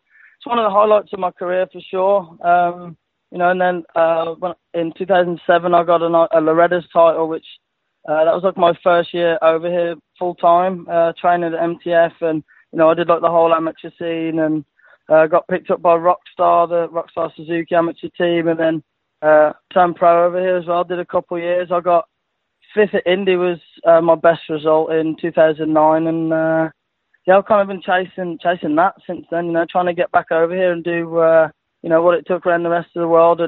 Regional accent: England, United Kingdom; moved away as an adult; I'm from England.

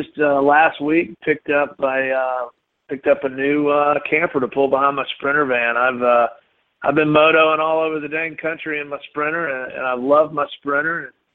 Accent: Marietta, Georgia, United States; born or raised there; also born or lived in Athens, Georgia

